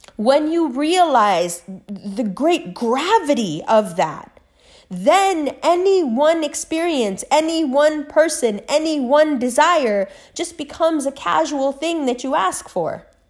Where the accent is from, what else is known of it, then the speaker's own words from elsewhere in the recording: New York City, New York, United States; I was raised in Harlem.